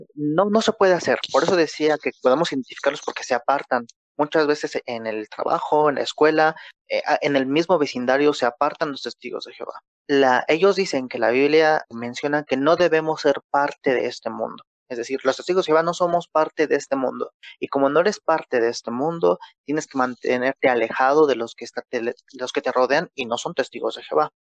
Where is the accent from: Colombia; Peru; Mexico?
Mexico; Acá en México, yo soy de México